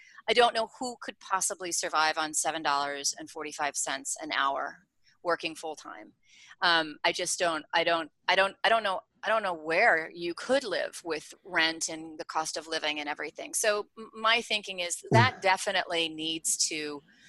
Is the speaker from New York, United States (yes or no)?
yes; New York City, New York, United States; I'm from New York City